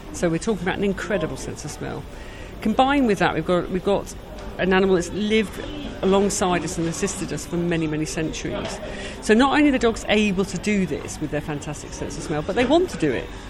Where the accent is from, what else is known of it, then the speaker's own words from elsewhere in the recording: United Kingdom; We're British.